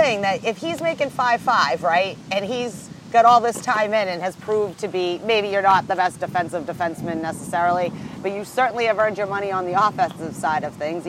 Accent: Nova Scotia, Canada; All I could think is the Maritimes. I'm actually from Nova Scotia.

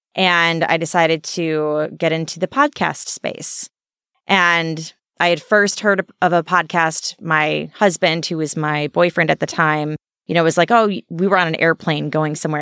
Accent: Alsip, Illinois, United States; also born or lived in San Diego; a little town called Alsip.

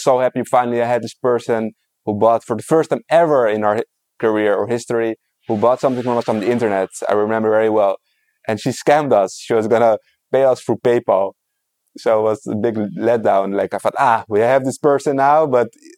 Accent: Netherlands; now in Israel; I'm from the Netherlands

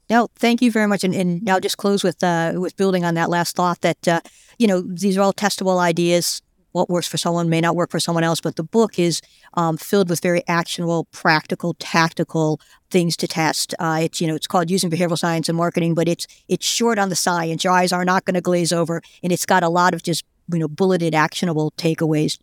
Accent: United States; I'm an American

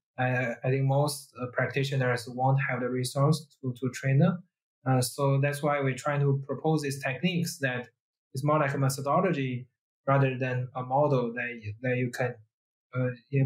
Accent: China; English is a second language; moved away; Dongxu and I, we are from China

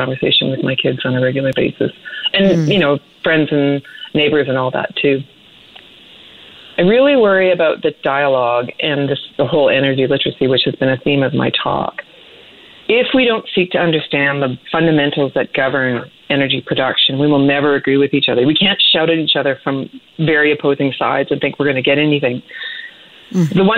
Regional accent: Saskatchewan, Canada; moved away; I grew up in Saskatchewan

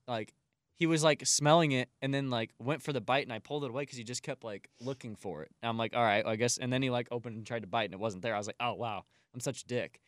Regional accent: Collinsville, Illinois, United States; across the street in my hometown on Main Street in Collinsville, Illinois

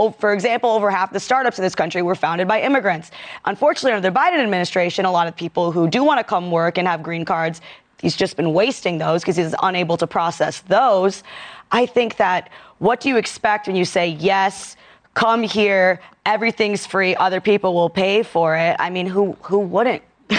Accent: Detroit, Michigan, United States; now in New York, United States; I only lived here for like 9 years, so I'm not a New Yorker. Never will be.

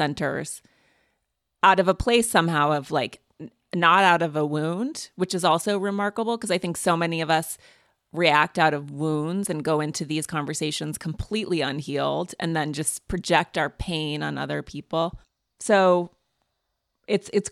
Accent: Montana, United States; moved away; I'm from Montana, which is a purple state

